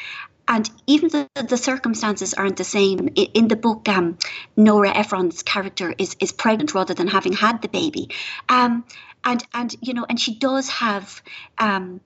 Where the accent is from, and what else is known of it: Ireland; moved away